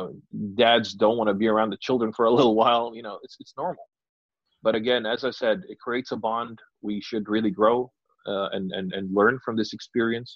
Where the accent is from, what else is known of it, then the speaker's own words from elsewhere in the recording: United Kingdom; us being British